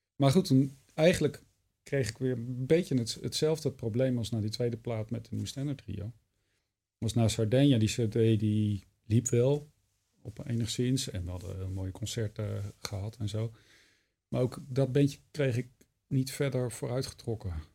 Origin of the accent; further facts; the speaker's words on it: Wageningen, Gelderland, Netherlands; moved away; En ik was net naar Wageningen verhuisd. Ja. Terug verhuisd, waar ik vandaan kom